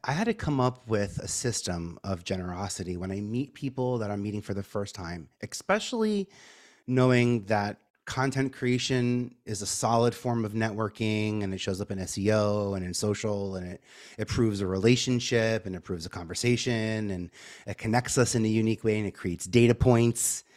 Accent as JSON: {"language": "English", "town": "New York City", "region": "New York", "country": "United States", "said": "I'm from Staten Island"}